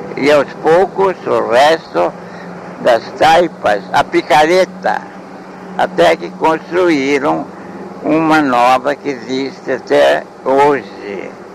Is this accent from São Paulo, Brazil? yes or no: yes; Salto, São Paulo, Brazil; fui batizado nessa igreja em 1903